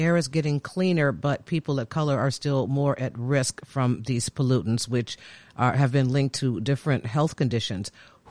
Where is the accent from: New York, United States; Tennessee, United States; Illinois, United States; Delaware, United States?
Illinois, United States; Chicago; now in Washington, D.C., United States; I'm from Chicago. I live in D.C. now.